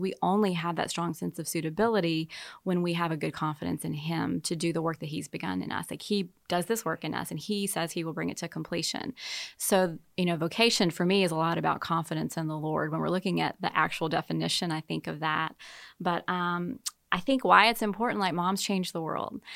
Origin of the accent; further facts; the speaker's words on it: Baton Rouge, Louisiana, United States; moved away as an adult; also born or lived in Slidell, Louisiana / Kansas City; I'm from Deep South, Baton Rouge, and, uh, met my husband at college, and, uh, grew up with, uh, wonderful parents